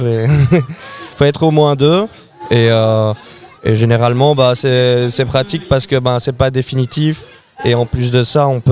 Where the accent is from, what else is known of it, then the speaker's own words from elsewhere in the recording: Brussels, Brussels-Capital Region, Belgium; je suis bruxellois à la base.